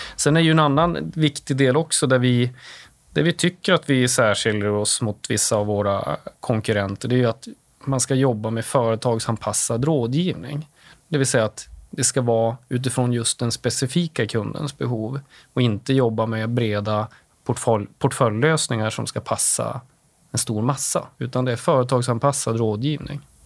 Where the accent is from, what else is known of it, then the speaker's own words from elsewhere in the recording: Åsele, Västerbotten County, Sweden; moved away; also born or lived in Umeå; Jag kommer från Åsele, Västerbottens inland, en liten kommun där. Ehm, därefter flyttade jag till Umeå